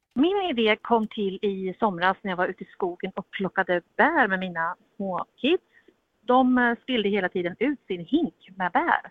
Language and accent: Swedish; Älmhult, Kronoberg County, Sweden; jag kommer ju från Älmhult där Ingvar Kamprad var den stora mannen.